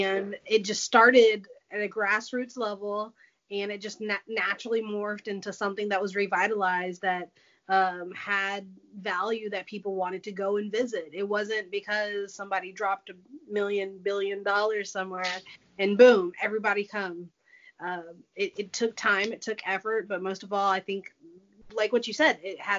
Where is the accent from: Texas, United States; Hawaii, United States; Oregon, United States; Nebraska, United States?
Texas, United States; also born or lived in Rockwall, Texas; Yes. I'm a Texan.